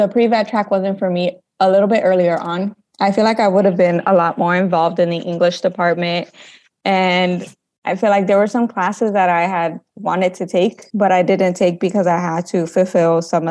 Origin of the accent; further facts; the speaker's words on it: Chicago, Illinois, United States; moved away as an adult; also born or lived in Holland, Michigan; now in Salvador, Brazil; I'm originally from Chicago, Illinois, but I went to school in Holland, Michigan called Hope College